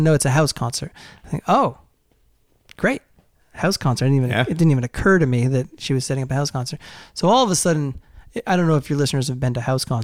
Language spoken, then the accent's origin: English; Durham, New Hampshire, United States; I grew up in Durham, New Hampshire.